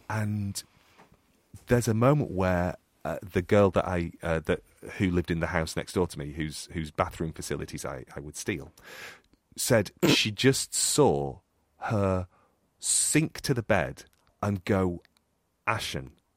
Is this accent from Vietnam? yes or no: no; United Kingdom; accent: northern; my northern accent